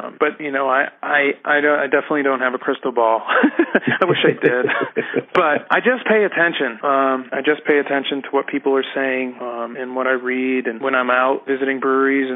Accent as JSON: {"language": "English", "region": "Massachusetts", "country": "United States", "moved": "as an adult", "lives_now": "Denver, United States", "said": "I'm originally from Massachusetts"}